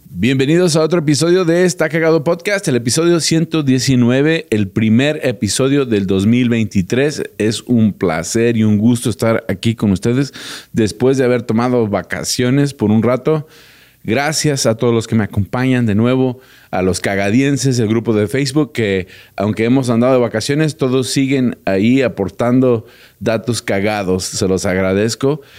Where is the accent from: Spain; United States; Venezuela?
United States; yo vivo en Estados Unidos y nací en Estados Unidos, mi corazón siempre está aquí en México